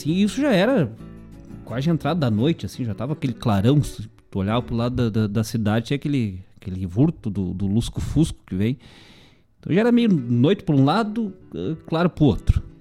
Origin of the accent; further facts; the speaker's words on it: Bom Jesus, Rio Grande do Sul, Brazil; de que é como me chamavam lá, né? Quando era criança, lá em Bom Jesus.